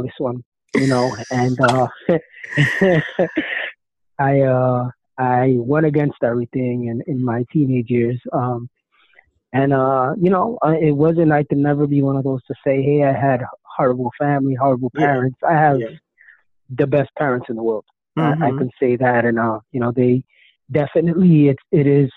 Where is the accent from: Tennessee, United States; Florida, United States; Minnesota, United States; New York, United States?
New York, United States; New York City; now in New Jersey, United States; I grew up in Brooklyn, New York, and in Williamsburg